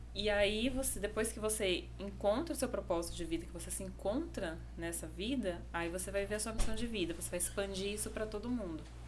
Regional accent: Indaiatuba, São Paulo, Brazil; moved away as an adult; also born or lived in Paraná / Jericoacoara, Ceará; now in João Pessoa, Brazil; eu cresci ali no interior de São Paulo. Por isso que eu puxo bastante o R

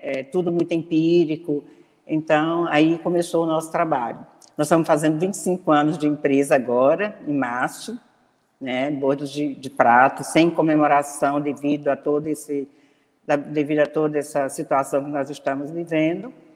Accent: Tocantins, Brazil; also born or lived in Goiânia; now in Palmas, Brazil; eu sou daqui do Tocantins, morava num lugar que não tinha é, faculdade, então eu fui estudar em Goiânia

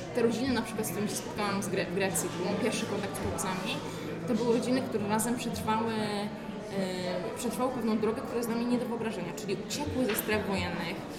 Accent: Poland; jestem z Polski

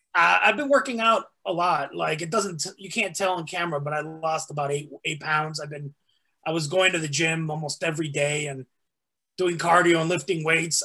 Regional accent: Mexico; also born or lived in Texas; now in United States; even though I was born in Texas, I was raised in Mexico.

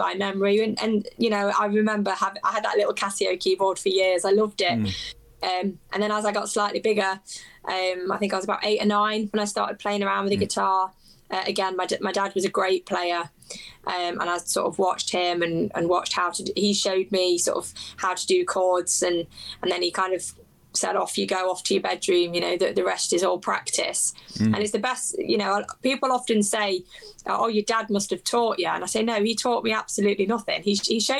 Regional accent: England, United Kingdom; I'm kind of born and raised in England, I do have very strong ties to my Irish heritage

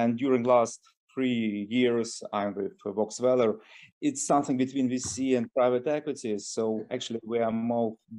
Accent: Moscow, Russia; since I'm from Russia, so I'm from Moscow

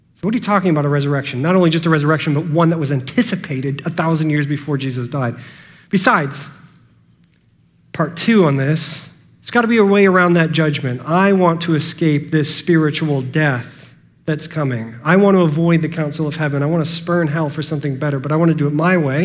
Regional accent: United States; I am an American, born, at the end of the 20th century

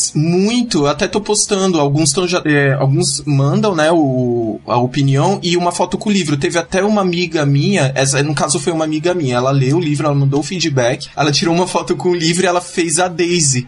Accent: Cubatão, São Paulo, Brazil; moved away as an adult; now in São Paulo, Brazil; eu era de Cubatão, agora eu, sou, agora eu tô morando aqui em São Paulo

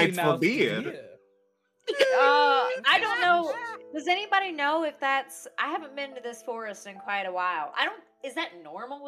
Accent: Virginia, United States; accent: Virginian; my natural Virginian accent's coming out

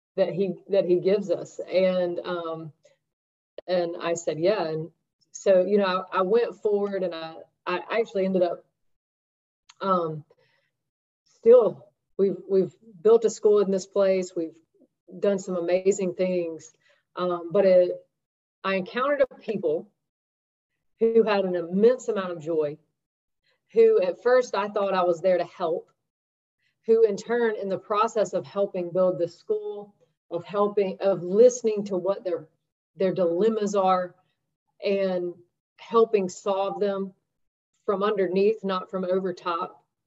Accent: the South, United States; growing up in the South and in a predominantly white environment

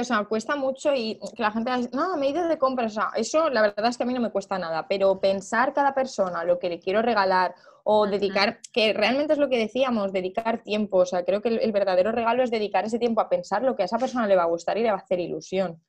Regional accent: Cuenca, Castilla-La Mancha, Spain; nosotros somos de Cuenca, mis padres son de Cuenca

